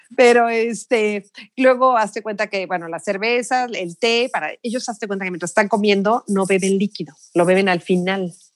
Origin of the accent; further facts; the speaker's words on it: Mexico; moved away as an adult; also born or lived in Beijing; soy de México